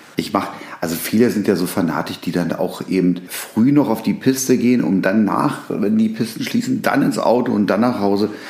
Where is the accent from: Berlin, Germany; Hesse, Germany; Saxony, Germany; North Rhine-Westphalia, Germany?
Berlin, Germany; ich bin ja in Berlin groß geworden. Da bin ich ja schon, als ich als Baby geboren wurde, hin.